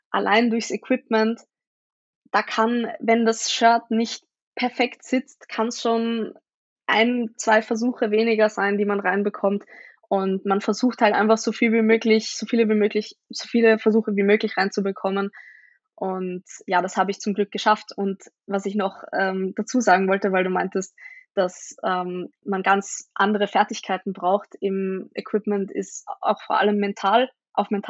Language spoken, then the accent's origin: German; Vienna, Austria; vielleicht kennen mich ein paar Leute. Ich bin aus Österreich, aus Wien und ähm, genau. Ähm, ich bin 22